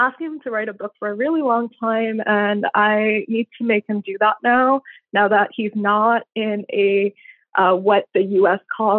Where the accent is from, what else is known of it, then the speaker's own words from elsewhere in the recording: India; moved away as an adult; now in United States; I grew up in India in many different cities. We moved around a lot. And then when I turned 18, I moved here.